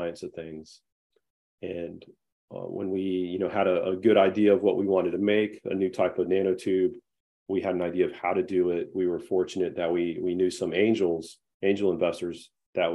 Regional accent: North Carolina, United States; I'm from North Carolina

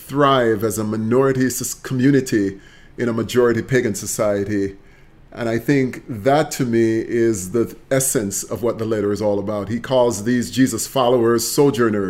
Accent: Jamaica; moved away as an adult; now in United States; Jamaica is the land of my birth, where I've lived my teenage years, my childhood years

